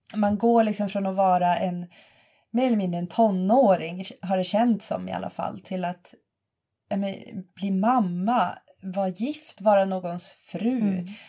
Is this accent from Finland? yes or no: no; Boden, Norrbotten County, Sweden; moved away as an adult; also born or lived in Jokkmokk / Lund; jag kommer från Jokkmokk, har bott stora delar av min uppväxt i Boden, eh, flyttade ner till Lund när jag var arton